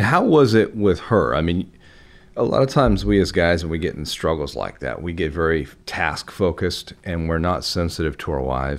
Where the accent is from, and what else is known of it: Oregon, United States